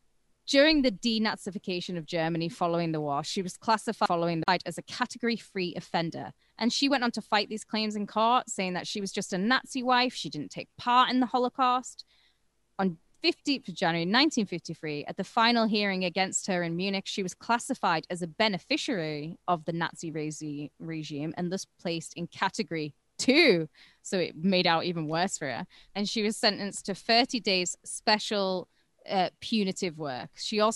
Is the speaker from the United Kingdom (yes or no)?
yes; United Kingdom; Mate, I'm British. Three Stooges. Three Stooges not a thing over here, all right?